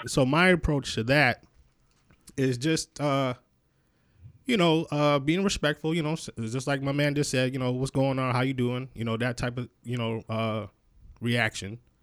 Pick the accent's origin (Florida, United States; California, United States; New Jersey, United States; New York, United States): New York, United States; Rochester; moved away; I'm originally from Rochester, New York, um, which is uh, Western New York.